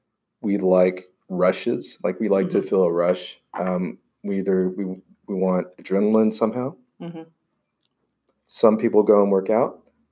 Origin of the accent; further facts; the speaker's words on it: Houston, Texas, United States; I grew up in Houston.